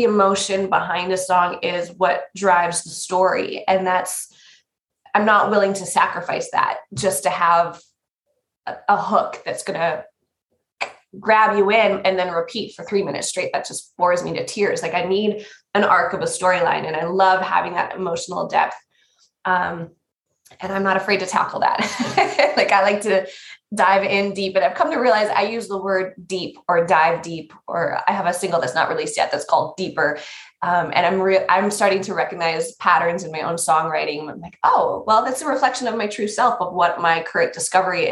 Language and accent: English; North Dakota, United States; moved away; also born or lived in New York City; I'm from North Dakota